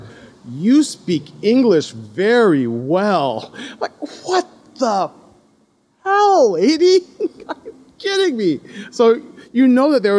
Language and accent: English; Los Angeles, California, United States; moved away as an adult; also born or lived in Ohio; now in Taiwan; I'm from Los Angeles